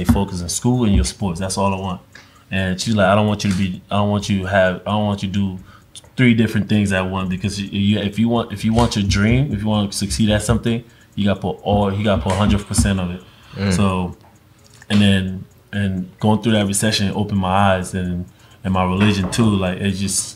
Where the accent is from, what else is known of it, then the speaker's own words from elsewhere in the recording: Newark, New Jersey, United States; English is a second language; also born or lived in Guinea; growing up in Newark, New Jersey